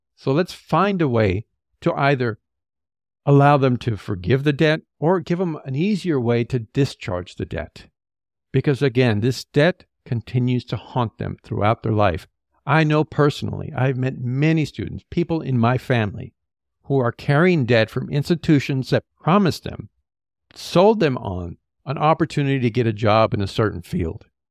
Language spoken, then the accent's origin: English; California, United States; as a Californian